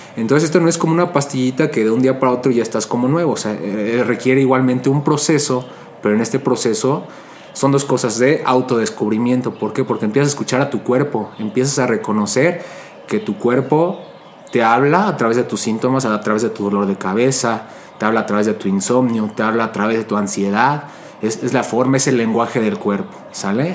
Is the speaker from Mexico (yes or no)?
yes; Mexico; yo soy de, México, soy de México y, creciendo aquí en el México